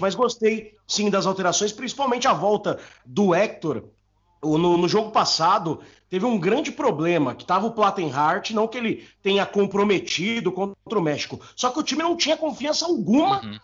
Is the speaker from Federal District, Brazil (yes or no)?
no; ABC Paulista, São Paulo, Brazil; eu sou do ABC Paulista